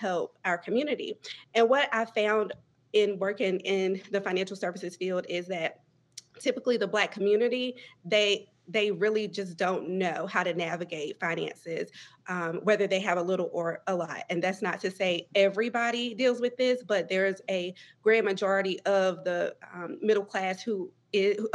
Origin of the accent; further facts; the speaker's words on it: Greenville, North Carolina, United States; am originally from Greenville, North Carolina, or somewhere close to there, which is Pitt County, rural Eastern North Carolina